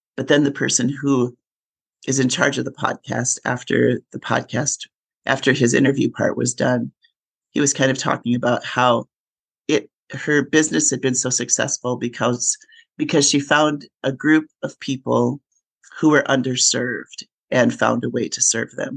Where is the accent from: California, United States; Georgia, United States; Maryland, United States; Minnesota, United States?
Minnesota, United States; moved away as an adult; also born or lived in upstate New York / Colorado / Texas; I grew up in Minnesota.